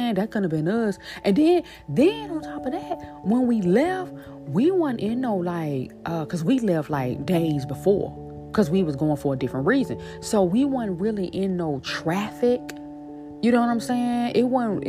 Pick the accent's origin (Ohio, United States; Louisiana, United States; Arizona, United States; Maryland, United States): Louisiana, United States; Shreveport; now in New Orleans, United States; that's my hometown. That's where I'm born and raised. That's where I'm from.